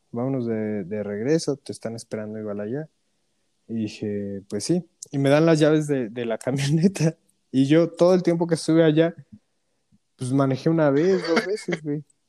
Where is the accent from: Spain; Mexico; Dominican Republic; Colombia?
Mexico; moved away as an adult; also born or lived in Toronto, Canada; ya estoy en mi país, ¿sabes? Eh, en México